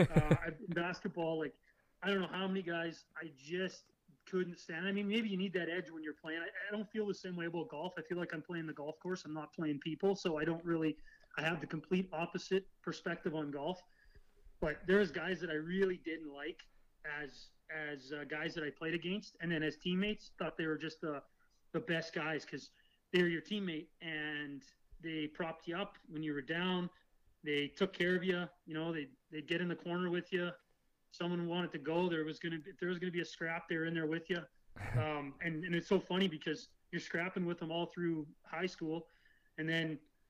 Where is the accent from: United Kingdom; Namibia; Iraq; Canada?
Canada; also born or lived in Kansas City, Missouri, United States / Pocatello, Idaho, United States